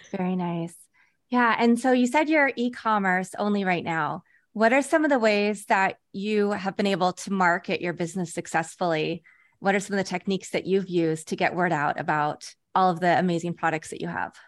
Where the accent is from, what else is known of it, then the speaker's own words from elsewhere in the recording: Kansas, United States; I grew up in Kansas.